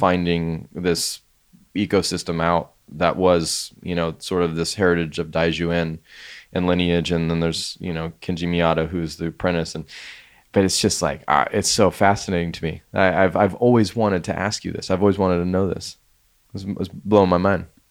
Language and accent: English; Colorado, United States; moved away as an adult; also born or lived in San Luis Obispo, California; Colorado was amazing to grow up